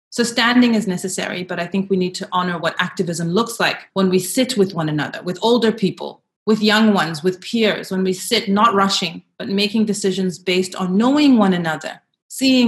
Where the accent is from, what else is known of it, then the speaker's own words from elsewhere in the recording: South Africa; As a South African who lived through the era of the Truth and Reconciliation Commission